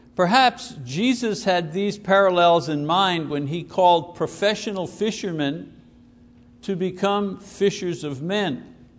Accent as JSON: {"language": "English", "town": "Montreal", "region": "Quebec", "country": "Canada", "tie": "born or raised there", "said": "I was born in the Jewish, Greek, Italian neighborhood, Park Extension it was called. It was the inner city"}